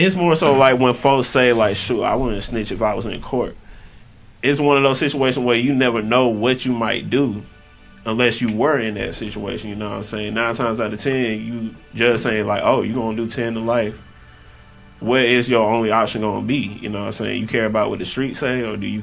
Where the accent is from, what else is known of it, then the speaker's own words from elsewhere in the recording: College Park, Georgia, United States; I'm from College Park, okay. Georgia. I'm from here. Born and raised